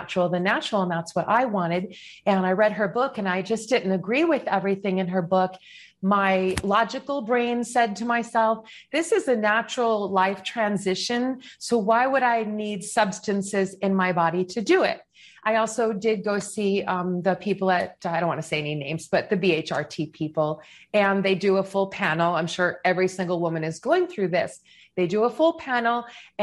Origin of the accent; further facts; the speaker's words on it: Chicago, Illinois, United States; moved away as an adult; also born or lived in New York City / Westchester; I'm from Chicago